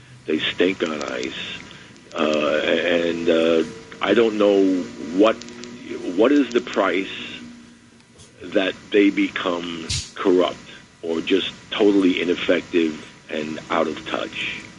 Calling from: Bronx, New York, United States; Hi, this is … from the Bronx.

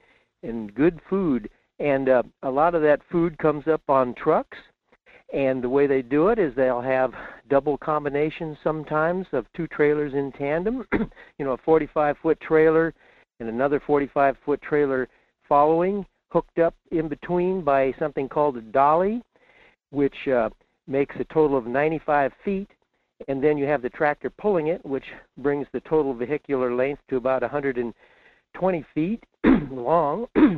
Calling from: Fairbanks, Alaska, United States; in Fairbanks.

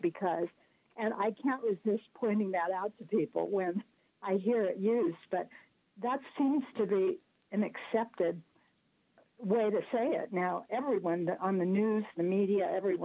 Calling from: Greenwich, Connecticut, United States; I'm calling from Greenwich, Connecticut

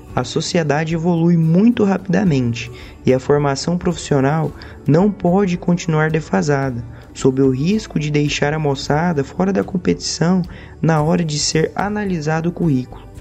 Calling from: Goiânia, Goiás, Brazil; eu falo de Goiânia

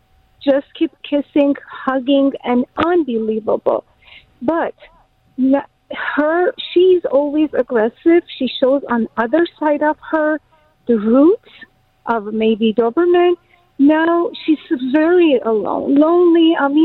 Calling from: Los Angeles, California, United States; L.A. Shadowville.

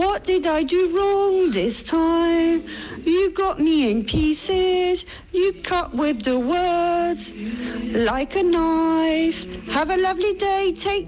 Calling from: Valbonne, Provence-Alpes-Côte d'Azur, France; I'm from Valbonne.

